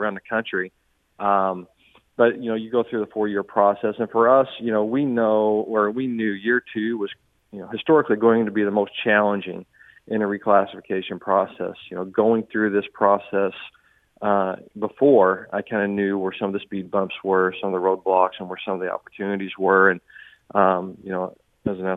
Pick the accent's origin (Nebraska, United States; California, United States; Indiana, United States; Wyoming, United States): Indiana, United States; Southern; now in St. Charles, United States; I grew up in Southern Indiana, so I'm going to say Louisville.